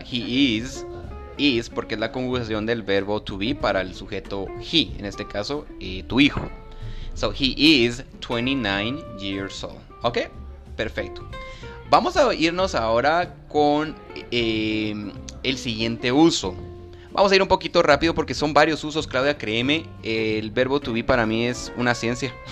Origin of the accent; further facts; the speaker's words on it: Guatemala; yo soy guatemalteco, nací en Guatemala, orgullosamente guatemalteco.